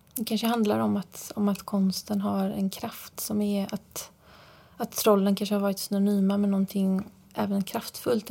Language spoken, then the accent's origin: Swedish; Fjärås, Halland County, Sweden; also born or lived in Frillesås; jag är ju uppvuxen i Fjärås